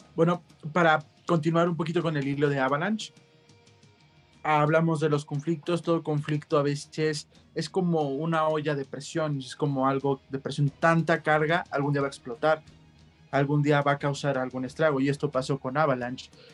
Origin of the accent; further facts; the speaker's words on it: Mexico; como mexicanos